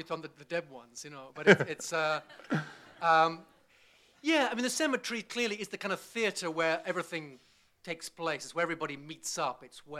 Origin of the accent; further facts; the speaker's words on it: Bristol, South West England, United Kingdom; born there; I was born in Bristol, yeah, but it's not a Bristol accent. And my father's Scots Irish. He's born in Belfast, and I've lived all over the place.